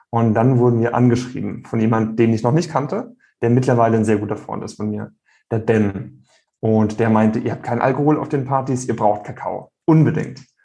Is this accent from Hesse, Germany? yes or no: no; Rhineland-Palatinate, Germany; Der Riesling aus meiner Heimat der Pfalz, der schmeckt nicht so wie der Riesling aus Kalifornien.